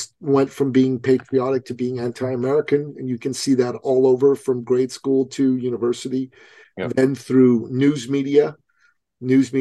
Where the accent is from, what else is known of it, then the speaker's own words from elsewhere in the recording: Iran; moved away; I come from a traditional society. I come from Iran